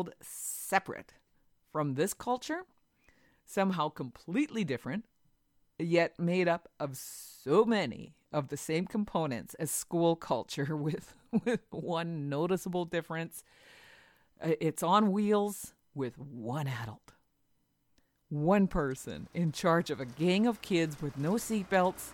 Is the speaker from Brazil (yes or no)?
no; Whitehorse, Yukon, Canada; Growing up in Whitehorse